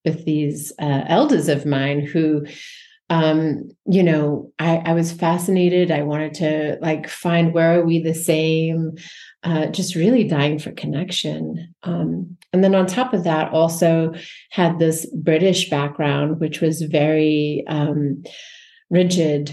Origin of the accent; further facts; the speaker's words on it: South Africa; I grew up in South Africa just very briefly, and it was in the height of apartheid, born white in the suppressive system